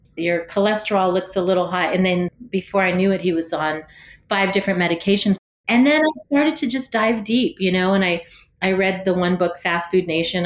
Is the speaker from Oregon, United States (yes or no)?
no; San Jose, California, United States; I was born and raised here in San Jose.